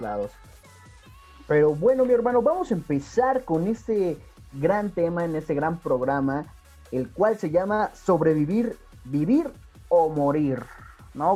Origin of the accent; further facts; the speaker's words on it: Mexico; Como buen mexicano